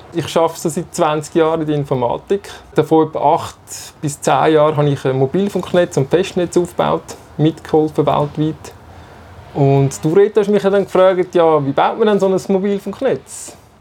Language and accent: German; Zurich, Switzerland; Ich bin äh, in Zürich aufgewachsen, in der Nähe vom Radiostudio, vom, Nähe vom Bucheckplatz